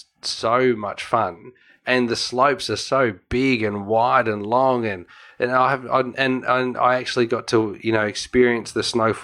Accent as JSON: {"language": "English", "town": "Melbourne", "region": "Victoria", "country": "Australia", "said": "I'm from Australia."}